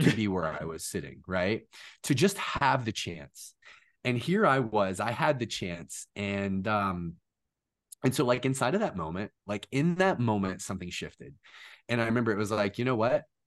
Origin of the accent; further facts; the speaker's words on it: Orlando, Florida, United States; growing up in Orlando, in Disney's backyard, right across the street from Universal too, that's a really cool place to grow up